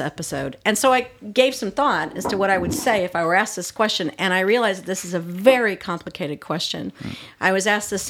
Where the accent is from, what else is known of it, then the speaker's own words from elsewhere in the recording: Springfield, Missouri, United States; also born or lived in St. Louis, Missouri / South Florida; now in Prague, Czech Republic; I grew up in Springfield, Missouri